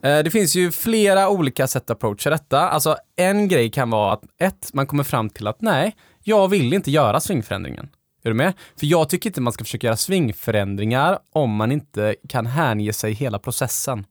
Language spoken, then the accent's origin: Swedish; Gothenburg, Västra Götaland, Sweden; när jag växte upp på Delsjön